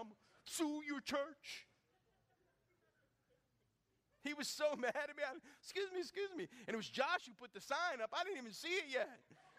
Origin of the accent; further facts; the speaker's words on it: Jennings, Louisiana, United States; I'm from Jennings. I'm from Lake Arthur.